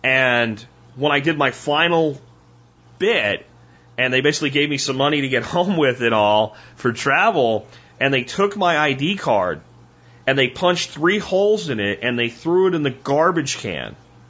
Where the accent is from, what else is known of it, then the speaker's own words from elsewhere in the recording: Pennsylvania, United States; now in North Texas, United States; I decided that it was time to look beyond the small town where I grew up in Pennsylvania, and I came here to North Texas